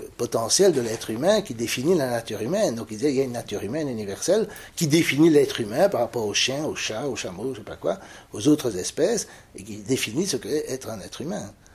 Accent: Belgium; Est-ce que je suis belge, wallon, francophone, bruxellois, européen, blanc, euh, chrétien, catholique

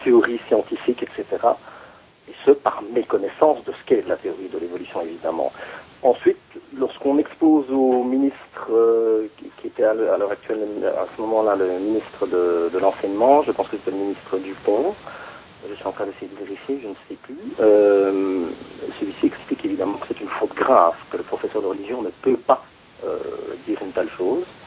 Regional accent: Belgium; chez nous, en Belgique

